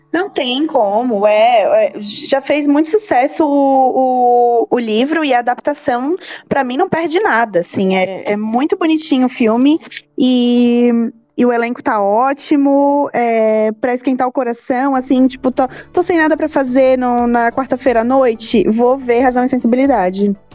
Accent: Brazil; como bom brasileiro

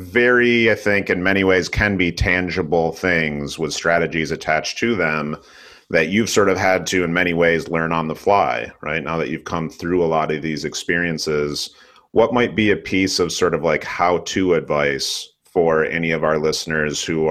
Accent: West Michigan, United States; growing up in the Midwest, I'm from West Michigan

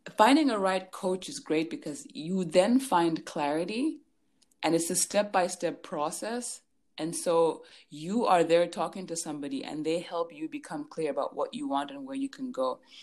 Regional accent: Lusaka, Lusaka Province, Zambia; So I was born and raised in Lusaka, Zambia.

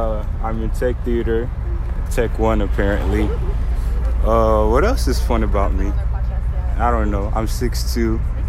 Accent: Nigeria; now in Forney, United States; I'm Nigerian. I'm 16, a senior.

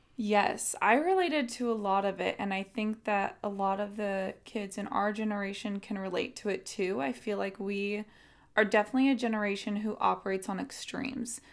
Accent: San Diego, California, United States; also born or lived in Riverside, California; I'm from San Diego, California

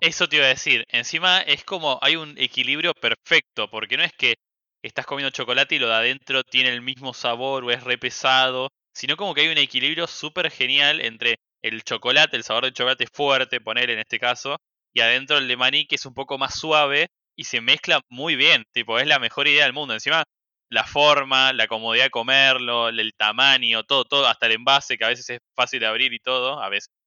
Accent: Argentina

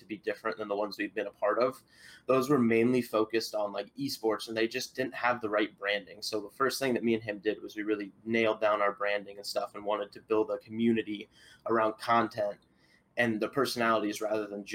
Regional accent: Iowa, United States; I'm from Iowa

